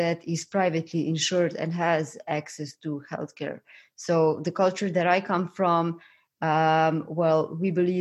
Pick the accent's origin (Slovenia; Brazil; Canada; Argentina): Slovenia; I come from Slovenia and we have a public healthcare system.